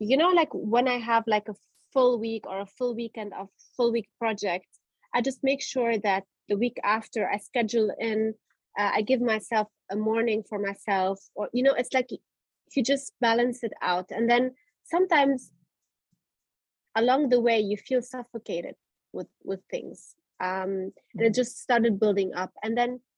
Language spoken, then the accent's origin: English; Germany; I grew up in Germany